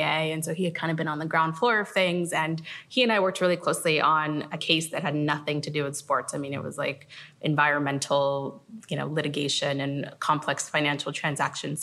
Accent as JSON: {"language": "English", "town": "Los Angeles", "region": "California", "country": "United States", "said": "I was from Los Angeles"}